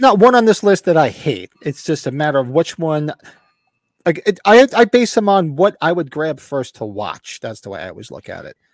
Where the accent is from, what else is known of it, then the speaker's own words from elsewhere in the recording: United States; I grew up near New York City. I work in there a lot.